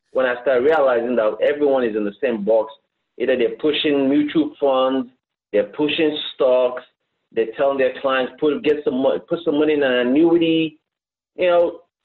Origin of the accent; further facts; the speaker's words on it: Nigeria; moved away as an adult; also born or lived in Canada; now in United States; I'm originally from West Africa, Nigeria. Mm-hmm. I left Africa when I was 18 years old. I moved to Canada, lived there for a little bit, but I wanted to come to America.